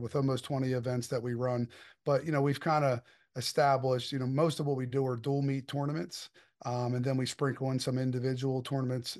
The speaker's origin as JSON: {"language": "English", "region": "Delaware", "country": "United States", "tie": "born or raised there", "said": "I'm born and raised in Delaware."}